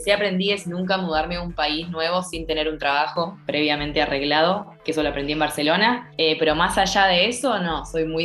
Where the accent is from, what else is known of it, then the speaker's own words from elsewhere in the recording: Argentina; now in Thailand; hay gente de todos lados, pero no hay nadie de Argentina. Yo soy la primera que llegó